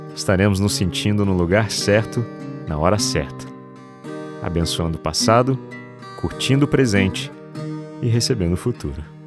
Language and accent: Portuguese; São José dos Campos, São Paulo, Brazil; moved away; Sempre que venho à minha cidade natal, em São José dos Campos, interior de São Paulo